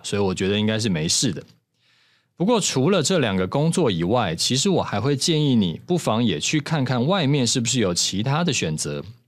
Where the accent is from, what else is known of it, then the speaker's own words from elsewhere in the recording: Taiwan; 咱们台湾人